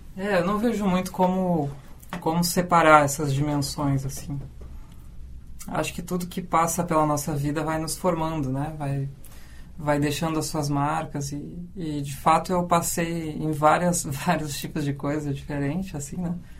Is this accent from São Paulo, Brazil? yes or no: no; Canguçu, Rio Grande do Sul, Brazil; eu vim lá do interior, né? De Canguçu